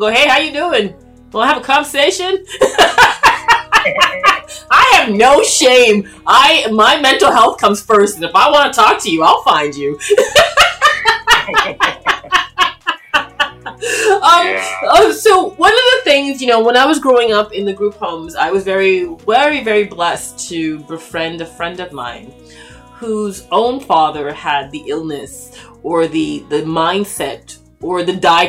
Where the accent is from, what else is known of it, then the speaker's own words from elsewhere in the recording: Toronto, Ontario, Canada; I grew up in, born and raised in Toronto, Canada